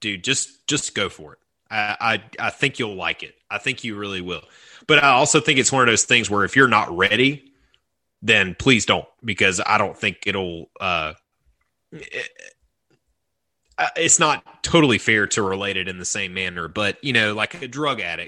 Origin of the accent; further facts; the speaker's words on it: the South, United States; growing up in the South